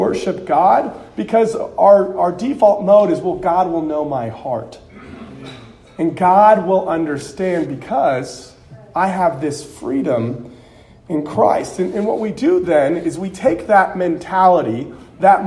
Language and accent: English; Southern California, United States; I grew up in Southern California